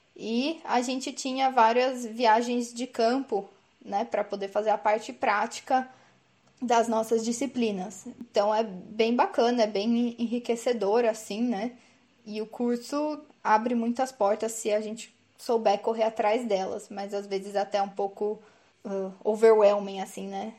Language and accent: Portuguese; interior of São Paulo, Brazil; Sou do interior de São Paulo, na verdade